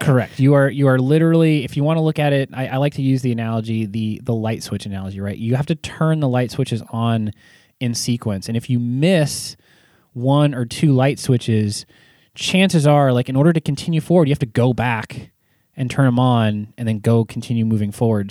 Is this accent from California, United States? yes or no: yes; California, United States; I was from California